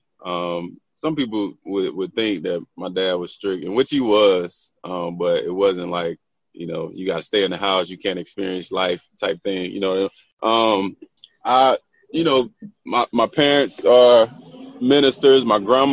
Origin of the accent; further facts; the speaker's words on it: Tarboro, North Carolina, United States; I'm from Tarboro, North Carolina